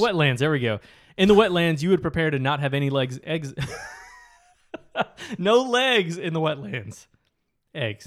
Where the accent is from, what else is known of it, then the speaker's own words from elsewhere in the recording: Michigan, United States; growing up in Michigan